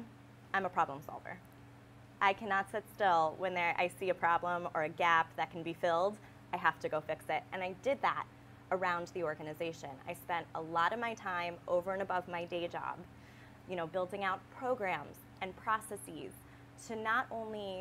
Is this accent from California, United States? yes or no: no; D.C., District of Columbia, United States; I grew up outside of Washington, D.C.